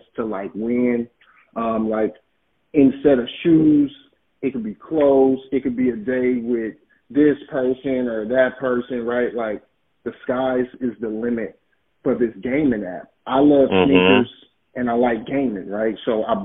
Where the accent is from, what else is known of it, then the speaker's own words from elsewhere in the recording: Oakland, California, United States; I'm from Oakland, California